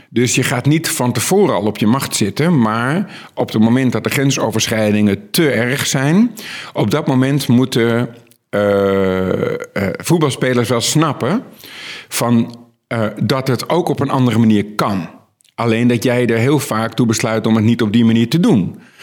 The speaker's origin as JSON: {"language": "Dutch", "country": "Netherlands"}